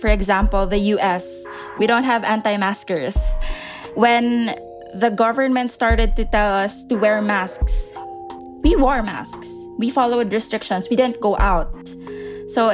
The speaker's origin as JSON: {"language": "English", "town": "Manila", "region": "Metro Manila", "country": "Philippines", "said": "I'm from Manila, Philippines."}